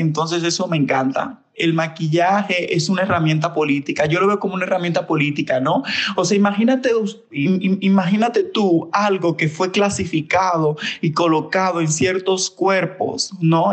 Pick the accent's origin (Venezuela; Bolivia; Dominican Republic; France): Dominican Republic; Santo Domingo; moved away as an adult; now in Mexico; nací en República Dominicana, en Santo Domingo, ahorita vivo en México, ya llevo siete años aquí